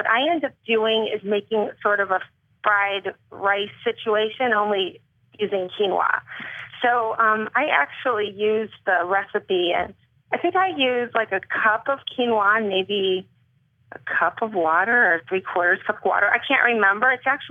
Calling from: California, United States; From the Bay Area.

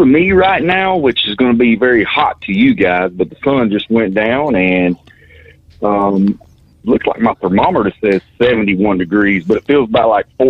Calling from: Valdosta, Georgia, United States; I'm calling you from Valdosta, Georgia.

